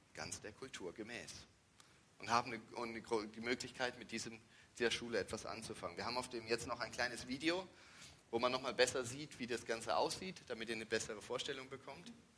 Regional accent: Germany; moved away as an adult; also born or lived in Thailand; wir sind aus Deutschland

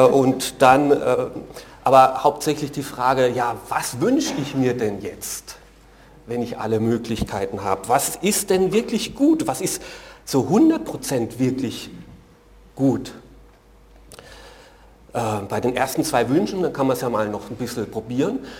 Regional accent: Germany; Für mich ist das als Deutscher sehr ungewöhnlich.

